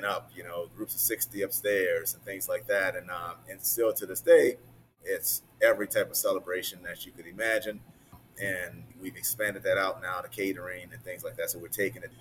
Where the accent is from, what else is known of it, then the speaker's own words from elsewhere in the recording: the South, United States; now in Chicago, United States; growing up in the South.